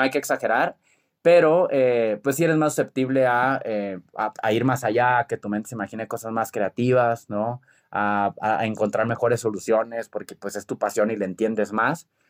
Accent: Culiacán, Sinaloa, Mexico; soy de Culiacán y somos muy aventados

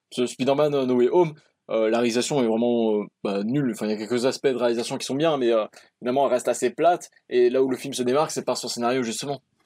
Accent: France; je suis français

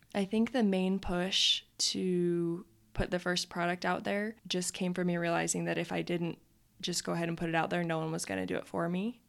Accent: Utah, United States; also born or lived in Idaho / Colorado; I was born in Utah and also have lived in Idaho and Colorado. So, but mostly Utah.

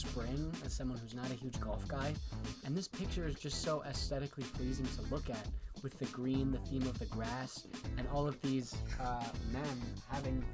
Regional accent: Connecticut, United States; moved away; also born or lived in Syracuse; I'm from Connecticut. I grew up there

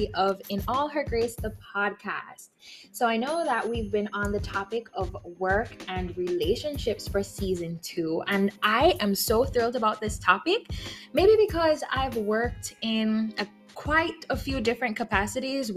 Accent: Jamaica; we're Jamaican.

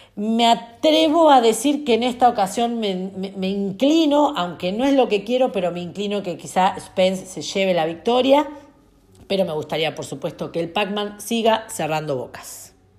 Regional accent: Argentina; mi país

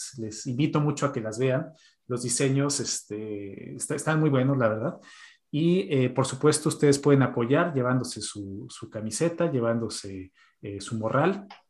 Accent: Mexico; now in Sweden; como mexicanos

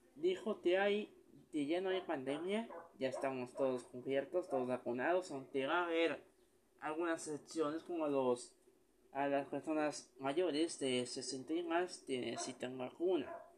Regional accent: Mexico; aquí en México

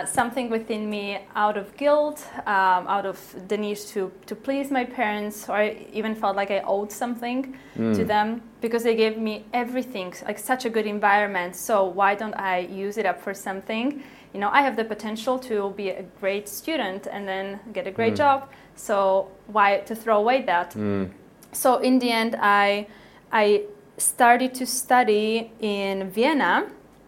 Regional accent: Slovakia; moved away as an adult; I grew up in Slovakia

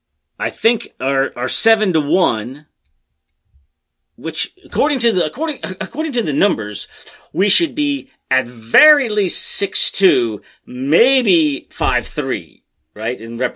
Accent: Maryland, United States; my home state of Maryland?

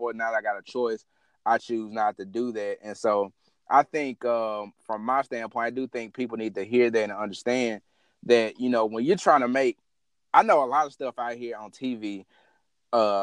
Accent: the South, United States; I'm still a Southerner at heart

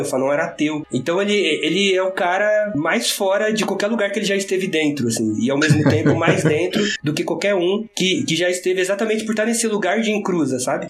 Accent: ABC Paulista, São Paulo, Brazil; eu sou daqui do ABC Paulista

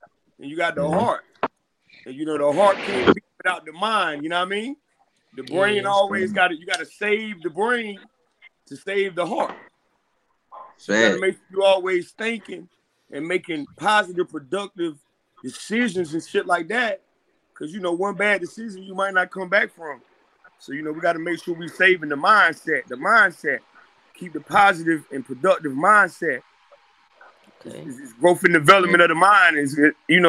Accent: Louisburg, North Carolina, United States; 32 years old, from Lewisburg, North Carolina

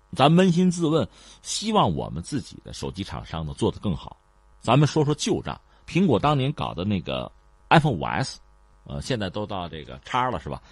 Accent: China; 我们中国人

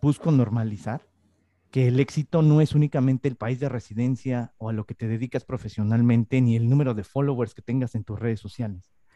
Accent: Mexico; now in Spain; yo soy mexicano

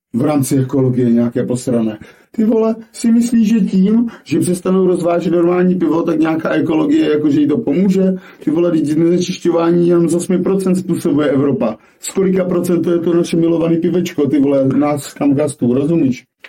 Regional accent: Moravia, Czechia

